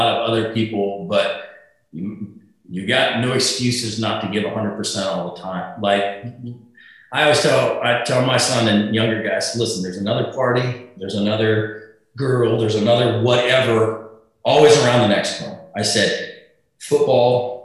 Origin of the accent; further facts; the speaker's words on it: South Dakota, United States; moved away; I was a guy from South Dakota